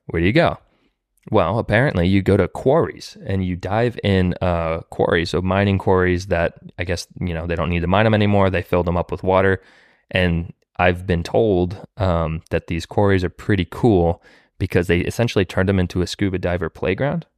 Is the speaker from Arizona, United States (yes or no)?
no; Florida, United States; also born or lived in California; now in Nashville, United States; I'm from Florida, and then I also lived in California